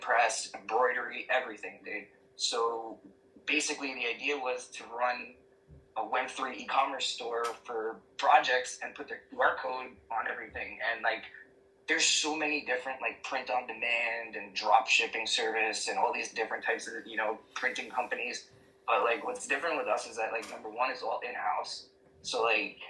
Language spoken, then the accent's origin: English; New York City, New York, United States; I'm originally born and raised in Queens. So I grew up, you know, normal Queens shit